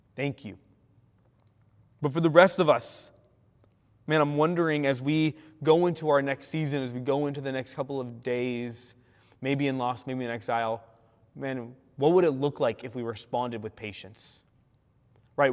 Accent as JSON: {"language": "English", "region": "California", "country": "United States", "also_born_or_lived": "Spokane, Washington", "moved": "as an adult", "lives_now": "Washington, United States", "said": "I'm a Californian"}